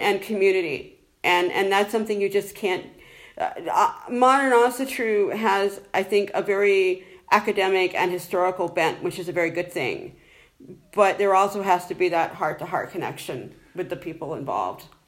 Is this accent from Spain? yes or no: no; United States; moved away as an adult; now in Ireland; you can tell from my accent, I'm originally from the United States